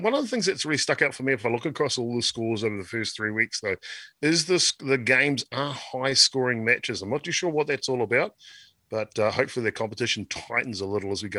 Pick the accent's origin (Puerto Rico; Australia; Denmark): Australia; Queensland; Maroon, Guzzy. Maroon. Oh, fair enough. I'm a Queenslander.